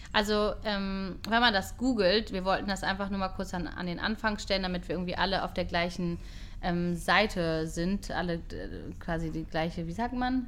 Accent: Hamburg, Germany; moved away as an adult; now in Israel; Ich bin aber in Hamburg geboren.

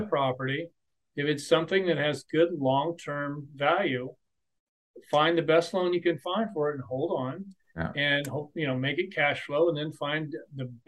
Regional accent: central Nebraska, United States; moved away; I'm from central Nebraska

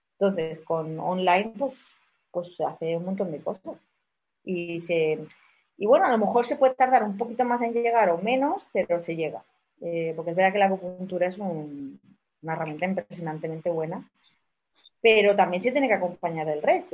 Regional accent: Málaga, Andalusia, Spain; accent: malagueño; somos aquí de Málaga

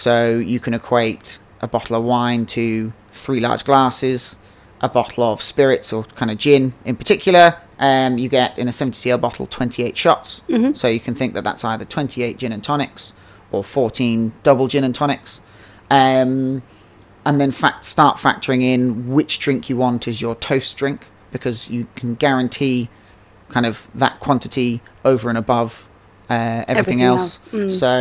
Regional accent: Henley-on-Thames, South East England, United Kingdom; moved away as an adult; I've always wanted to come back to my hometown, Henley-on-Thames, and launch a distillery here

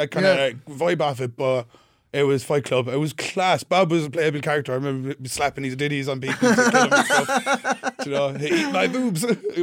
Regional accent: Limerick, Munster, Ireland; We're actually from Limerick.

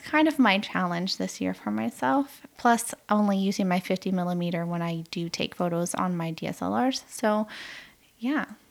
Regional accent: United States; moved away; my home country

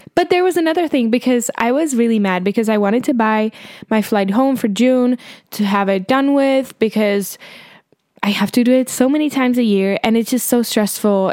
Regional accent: Prague, Czechia; born or raised there

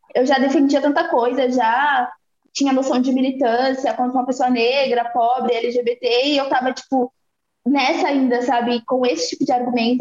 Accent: Salvador, Bahia, Brazil; now in Carapicuíba, Brazil; sou de Salvador, Bahia, mas moro em Carapuíba, moro em São Paulo há muitos anos

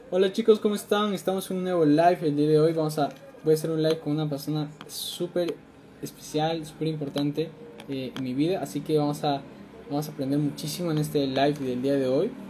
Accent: Peru; tengo 19 años, soy de Perú

